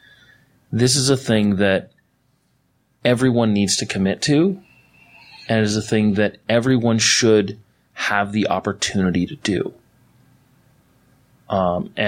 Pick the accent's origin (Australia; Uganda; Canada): Canada; now in United States; I'm a Canadian and I'm in America